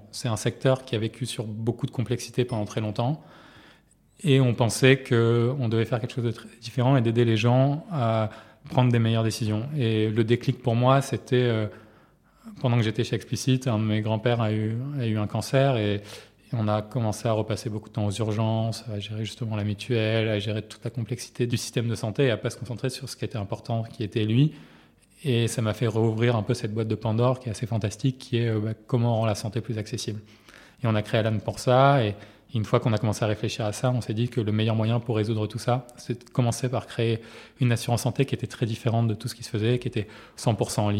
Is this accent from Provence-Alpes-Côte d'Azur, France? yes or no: yes; Marseille, Provence-Alpes-Côte d'Azur, France; J'ai grandi à Marseille dans une famille de médecins et de chefs de services d'hôpitaux